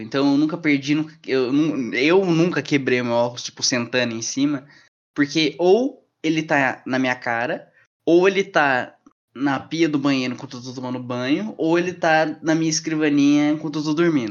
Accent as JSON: {"language": "Portuguese", "town": "Curitiba", "region": "Paraná", "country": "Brazil", "tie": "born or raised there", "moved": "yes", "said": "Eu morei a maior parte da minha infância em Curitiba"}